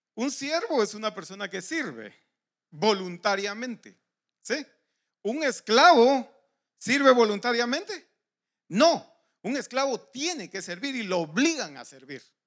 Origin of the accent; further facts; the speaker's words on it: Guatemala; moved away; los que somos de Guatemala